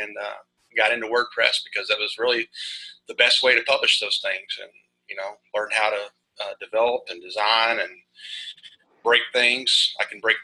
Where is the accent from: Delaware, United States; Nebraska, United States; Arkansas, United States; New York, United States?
Arkansas, United States; I am from Arkansas and probably one of the smaller states in the union